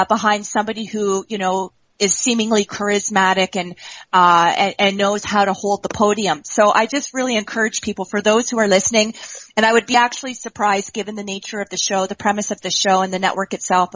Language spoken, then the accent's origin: English; Canada; I'm from Canada.